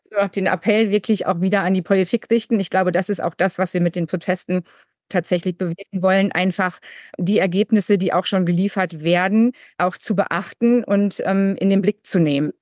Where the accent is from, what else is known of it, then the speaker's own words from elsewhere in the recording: Münsterland, North Rhine-Westphalia, Germany; ich komme jetzt natürlich aus Westfalen-Lippe, auch aus dem Münsterland